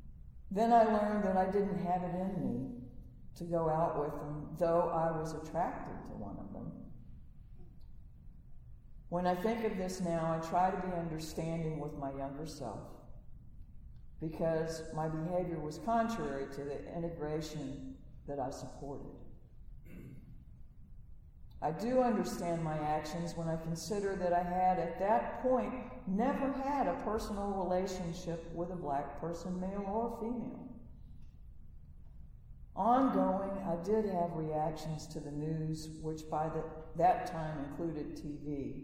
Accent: Southern United States, United States; I thought of Southerners as terrible people. I'm from the South.

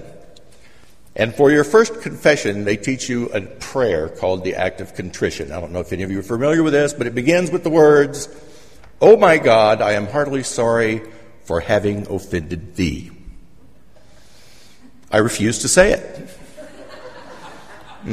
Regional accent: South Louisiana, United States; now in Shreveport, United States; I grew up in South Louisiana in a small town

